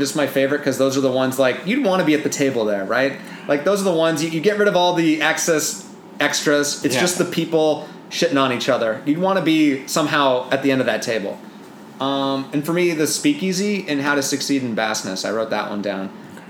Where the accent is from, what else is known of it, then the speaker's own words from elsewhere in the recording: Seattle, Washington, United States; now in Los Angeles, United States; I'm from Seattle.